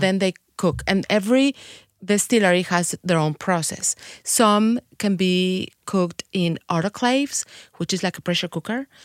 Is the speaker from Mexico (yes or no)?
yes; Mexico City, Mexico; English is a second language; moved away as an adult; also born or lived in Guadalajara; now in Saint Louis, United States; am from Mexico City. I was born in Mexico